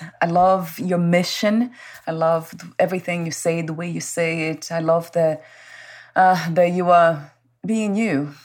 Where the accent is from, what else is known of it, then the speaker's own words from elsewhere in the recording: Brazil; English is a second language; moved away; Born in Brazil